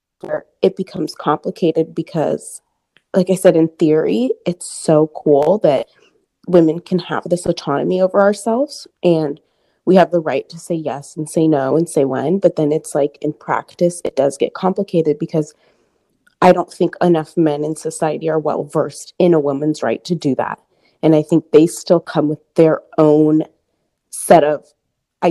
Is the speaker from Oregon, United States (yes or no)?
yes; Portland, Oregon, United States; now in Houston, United States; I'm from Portland, Oregon area